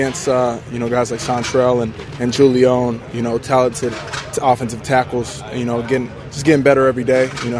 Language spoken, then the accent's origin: English; West Coast, United States; moved away as an adult; now in Houston, United States; born and raised on the West Coast and then went to school out there too.